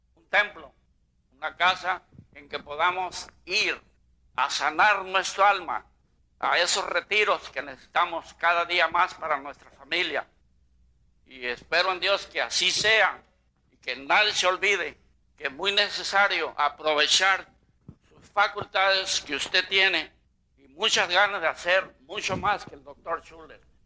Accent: Baja California, Mexico; moved away; also born or lived in Anaheim, California; vivo parte de mi tiempo en la baja. Yo fui y como soy nativo de allá

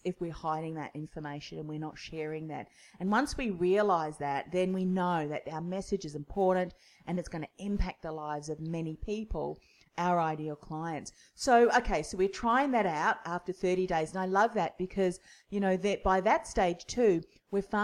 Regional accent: New Zealand; moved away; I'm originally from New Zealand too.

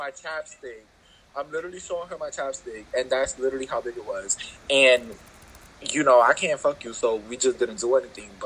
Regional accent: New York, United States; I'm from New York

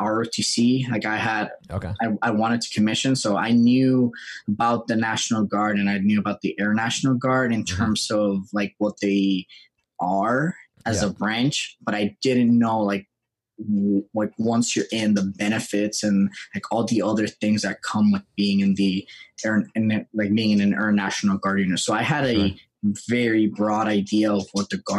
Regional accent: Puerto Rico; moved away as an adult; also born or lived in New Hampshire; I was born and raised in Puerto Rico. I lived there for 20 years.

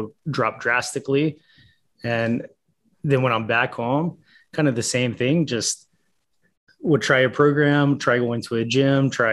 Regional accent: Charlotte, North Carolina, United States; from Charlotte, North Carolina, born and raised here in Charlotte

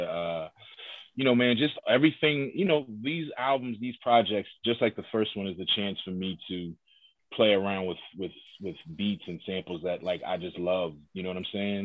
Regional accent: Philadelphia, Pennsylvania, United States; I'm from Hilltop

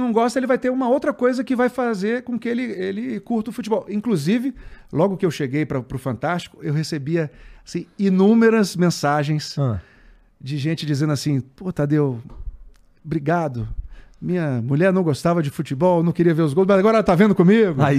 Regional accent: Brasília, Federal District, Brazil; also born or lived in Natal; Eu nasci em Natal e com um ano de idade eu fui para Brasília. Tá. Aí em Brasília eu passei a vida inteira, fiz faculdade em Brasília.

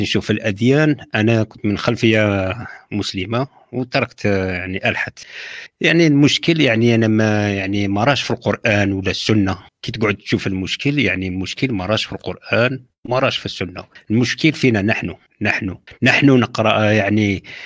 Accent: Algeria; أنا من الجزائر

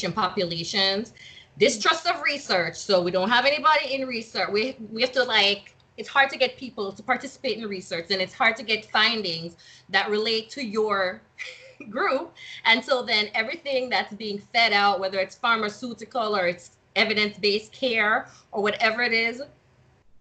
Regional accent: Jamaica; moved away; when I was growing up in Jamaica

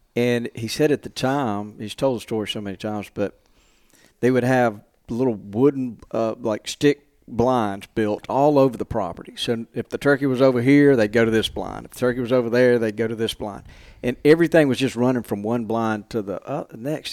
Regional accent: Montgomery, Alabama, United States; moved away as an adult; now in Mississippi, United States; I grew up in Montgomery. So I'm, I'm from Alabama

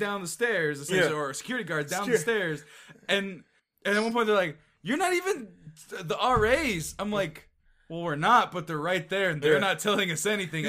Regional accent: Oakland, California, United States; I'm from the Bay Area and from Fruitvale Station

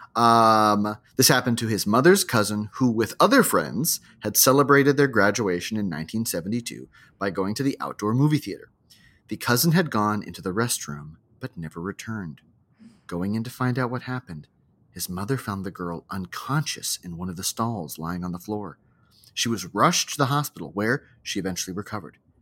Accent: Hawaii, United States; my childhood growing up in Hawaii

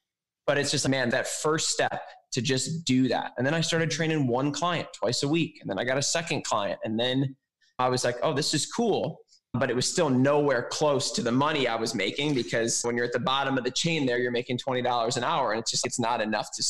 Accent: Chicago, Illinois, United States; moved away as an adult; also born or lived in Milwaukee; I was living in Milwaukee, but I was from Chicago

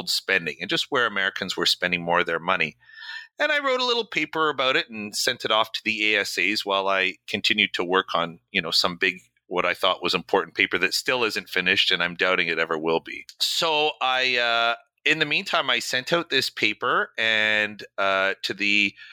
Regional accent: Canada; moved away as an adult; now in New York, United States; I'm originally from Canada. I've been here maybe since 2000, so coming up 17 years in the United States.

